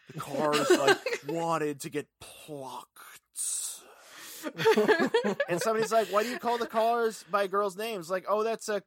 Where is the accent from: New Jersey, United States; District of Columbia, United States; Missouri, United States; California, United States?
California, United States; Ventura; my hometown of Ventura